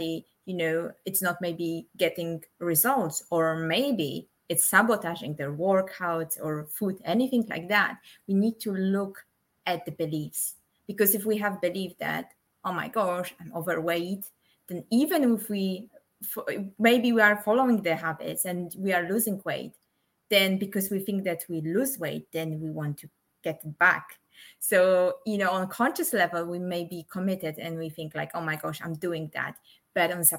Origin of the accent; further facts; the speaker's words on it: Poland; moved away; I'm originally from Poland, but I don't call myself I'm Polish. I just say I'm from Poland.